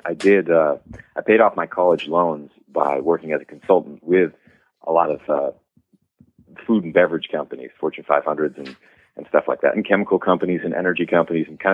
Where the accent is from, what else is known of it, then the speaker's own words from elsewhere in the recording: New Hampshire, United States; moved away as an adult; also born or lived in Washington, D.C.; I grew up in New Hampshire, where it's the middle of nowhere.